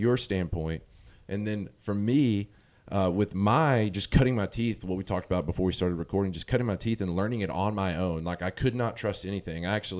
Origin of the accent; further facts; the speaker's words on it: Arkansas, United States; now in Memphis, United States; I moved away from the city that I grew up in Northeast Arkansas is where I'm from.